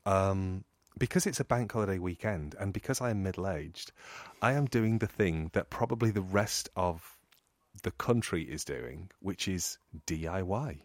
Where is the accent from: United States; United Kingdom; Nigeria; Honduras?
United Kingdom; England; I'm English